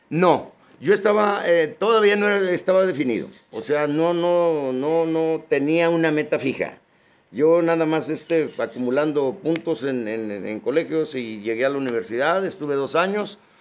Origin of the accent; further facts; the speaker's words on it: Yuriria, Guanajuato, Mexico; moved away; also born or lived in United States; yo soy del Rancho Zapotitos, municipio de Yuriria, Guanajuato. Fui niño campesino. Yo de los 6 a los 11 años anduve sembrando la tierra.